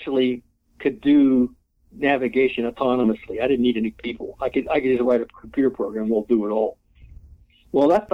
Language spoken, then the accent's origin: English; Pittsburgh, Pennsylvania, United States; moved away; I come from Pittsburgh. I come from a working class neighborhood